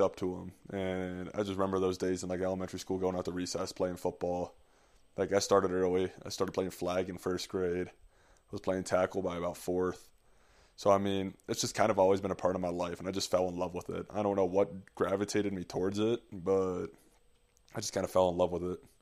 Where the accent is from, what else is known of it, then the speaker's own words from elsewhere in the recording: Green Bay, Wisconsin, United States; moved away; also born or lived in Park City; Growing up in Green Bay